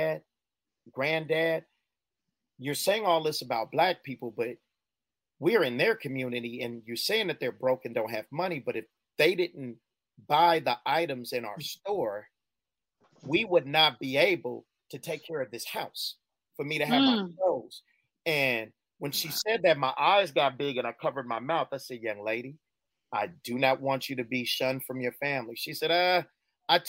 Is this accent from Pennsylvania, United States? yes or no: no; Inglewood, California, United States; also born or lived in East Los Angeles; I'm from Inglewood.